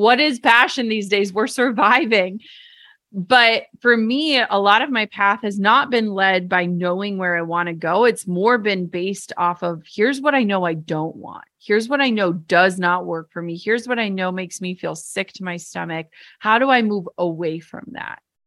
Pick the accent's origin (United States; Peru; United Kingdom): United States; Minnesota; I'm from Minnesota and my parents worked, like, the same jobs their entire lives